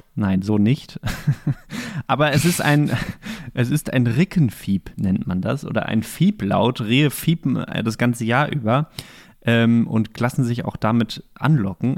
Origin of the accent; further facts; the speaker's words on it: Bochum, North Rhine-Westphalia, Germany; now in Greifswald, Germany; in Bochum, wo ich herkomme